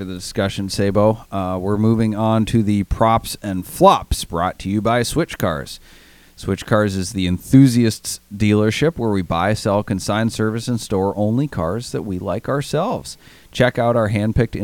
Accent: Maine, United States; moved away; my home state of Maine

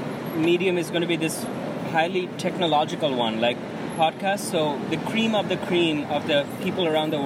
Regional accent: India; I'm from India.

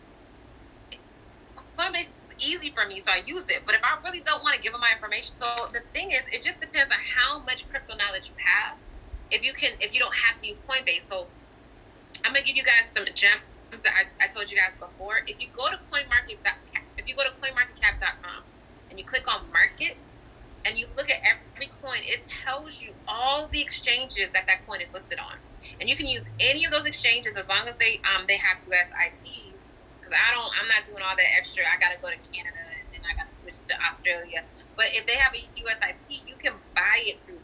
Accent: Chicago, Illinois, United States; I'm from Chicago

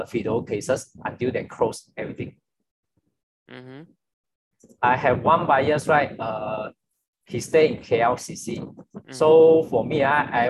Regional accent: Johor, Malaysia; I'm from Johor actually

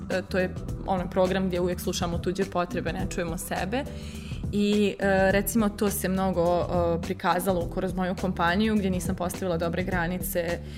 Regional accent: Bosnia & Herzegovina; accent: Bosnian; also born or lived in Belgrade, Serbia; now in Vienna, Austria; ja sam 2018. živjela sam tad u Beogradu a inače ja ako čujete naglasak iz, Bos, iz Bosne sam.

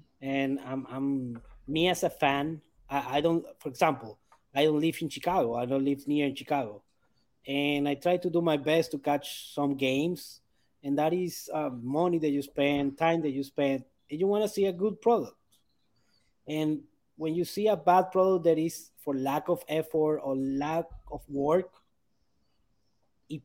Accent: Maracaibo, Zulia, Venezuela; Maracaibo, my city

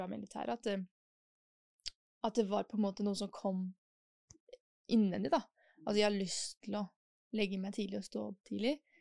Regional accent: Oslo, Norway; also born or lived in Germany / Switzerland; jeg kommer fra Oslo

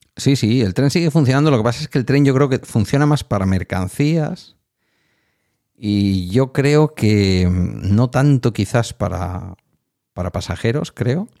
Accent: near Bilbao, Basque Country, Spain; De mi pueblo al centro de Bilbao hay unos 9 kilómetros

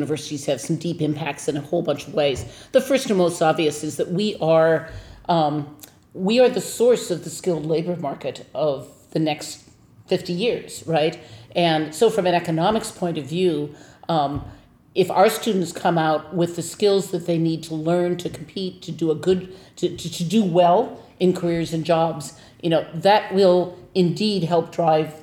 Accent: Minnesota, United States; now in Wisconsin, United States; I am from Minnesota

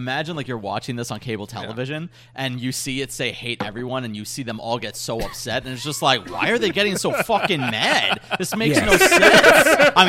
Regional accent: New York, United States; I should know this as a New Yorker

